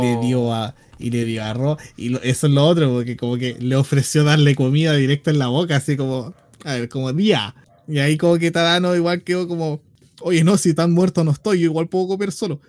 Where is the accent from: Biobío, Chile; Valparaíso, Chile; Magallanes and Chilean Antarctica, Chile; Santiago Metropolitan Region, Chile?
Biobío, Chile; de aquí, de, en aquí mismo, la octava región